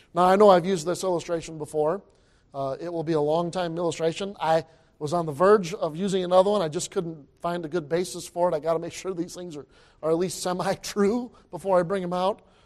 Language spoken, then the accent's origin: English; Michigan, United States; I grew up in Michigan